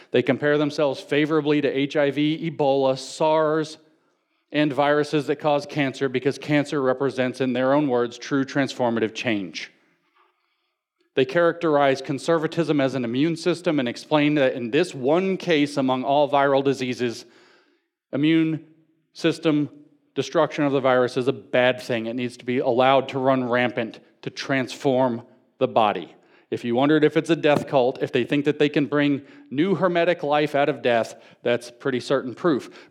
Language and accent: English; the South, United States; I'm from the South